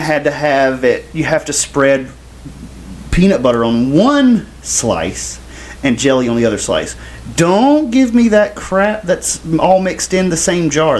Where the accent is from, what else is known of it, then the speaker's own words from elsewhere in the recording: the South, United States; I am from the South. My mom is from Knoxville, Tennessee